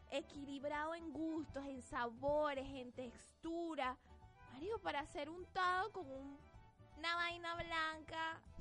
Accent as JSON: {"language": "Spanish", "country": "Venezuela", "said": "Soy burro venezolano."}